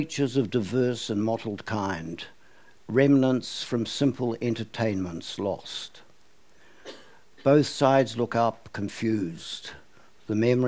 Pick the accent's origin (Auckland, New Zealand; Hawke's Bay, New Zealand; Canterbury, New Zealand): Auckland, New Zealand; when I was a kid growing up in Westmere